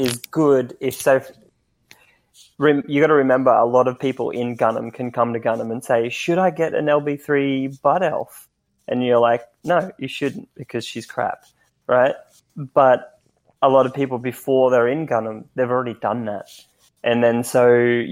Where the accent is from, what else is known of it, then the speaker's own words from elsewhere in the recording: Australia; I'm Australian